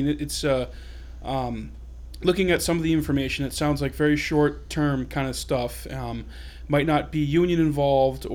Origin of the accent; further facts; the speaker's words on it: Rindge, New Hampshire, United States; now in Jaffrey, United States; I grew up in Ringe, New Hampshire. I lived there from 1997 until last December.